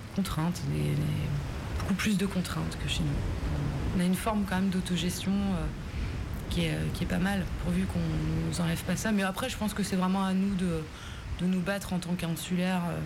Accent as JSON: {"language": "French", "region": "Brittany", "country": "France", "tie": "born or raised there", "also_born_or_lived": "Belle-Île / Rennes", "said": "Belle-Île et Groix, c'est des îles que je voyais de la fenêtre de la maison où j'ai grandi."}